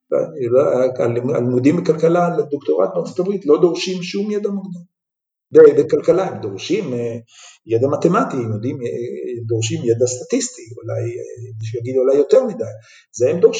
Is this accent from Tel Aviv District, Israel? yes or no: no; Jerusalem, Jerusalem District, Israel; ובירושלים הקטנה שנולדתי בה